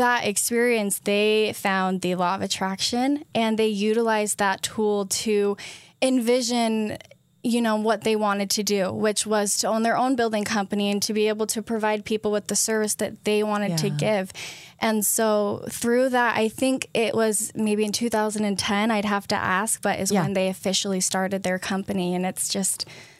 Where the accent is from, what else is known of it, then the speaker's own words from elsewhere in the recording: Hurricane, Utah, United States; also born or lived in Ogden, United States; Yeah, so I was born in Ogden, Utah.